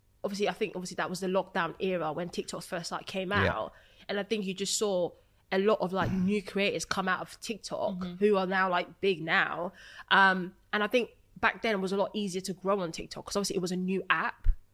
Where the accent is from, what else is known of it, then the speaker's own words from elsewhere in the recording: Essex, East of England, United Kingdom; I'm from Essex.